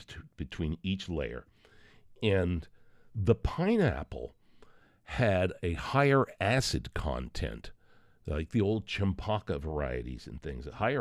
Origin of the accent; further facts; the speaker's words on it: United States; I'm American.